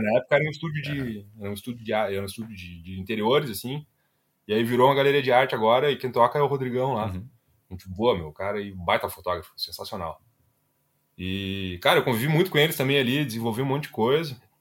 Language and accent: Portuguese; Ivoti, Rio Grande do Sul, Brazil; now in Porto Alegre, Brazil; sou natural de Ivoti, né? Um municípiozinho minúsculo